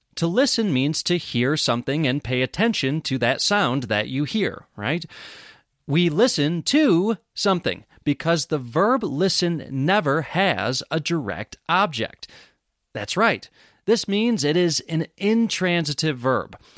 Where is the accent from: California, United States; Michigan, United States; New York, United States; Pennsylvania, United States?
New York, United States; Rochester; moved away as an adult; now in Bisbee, United States; I live in Bisbee, Arizona, United States of America. But I grew up in Rochester, New York